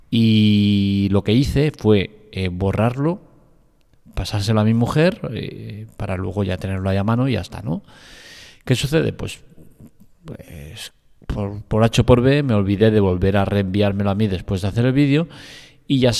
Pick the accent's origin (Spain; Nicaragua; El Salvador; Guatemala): Spain; Barcelona, Catalonia; gente como yo, que soy de Barcelona, pues lo tenemos relativamente cerca